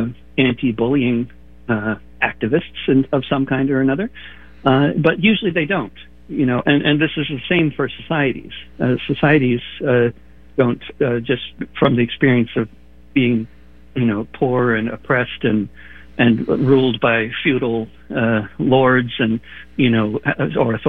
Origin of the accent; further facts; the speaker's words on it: around New York, United States; growing up around New York